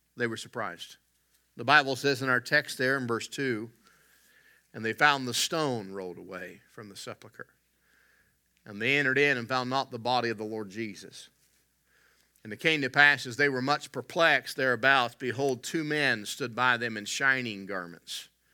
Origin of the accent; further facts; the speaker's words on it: West Virginia, United States; I grew up in West Virginia